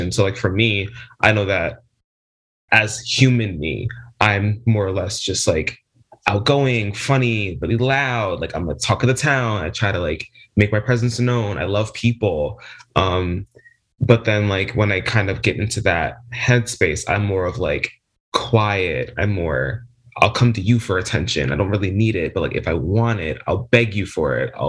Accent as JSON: {"language": "English", "region": "New Jersey", "country": "United States", "said": "I'm 20, very young, I know. I'm from New Jersey, South Jersey specifically."}